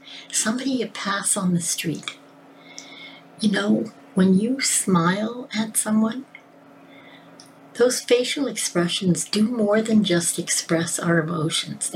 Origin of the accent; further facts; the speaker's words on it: Scotland, United Kingdom; I'm Scottish